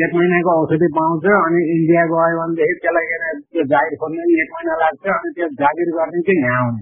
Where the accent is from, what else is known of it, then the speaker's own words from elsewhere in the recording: Madhuban, Lumbini Province, Nepal; मेरो घर बर्दिया जिल्ला हो मधुबन नगरपालिका हो